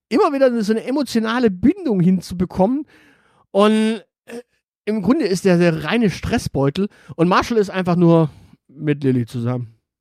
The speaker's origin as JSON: {"language": "German", "area": "Swabia", "region": "Baden-Württemberg", "country": "Germany", "said": "ich bin Schwabe"}